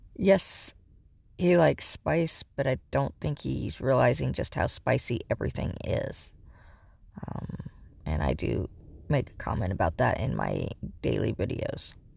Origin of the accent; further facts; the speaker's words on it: Northern California, United States; I grew up in Northern California